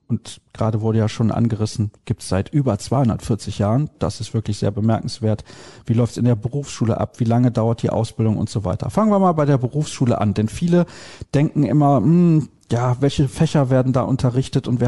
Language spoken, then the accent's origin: German; Solingen, North Rhine-Westphalia, Germany; Ich komme, ich sag's irgendwie in jeder Sendung, ich weiß auch nicht warum, ich komme aus Solingen.